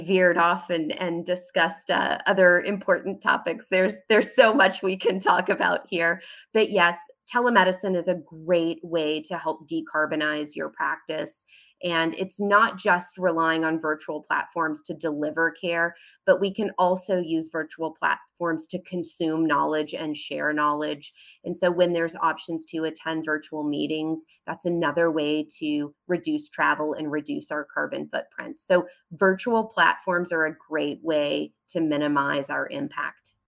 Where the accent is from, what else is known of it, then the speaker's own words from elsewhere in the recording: United States; I'm an American physician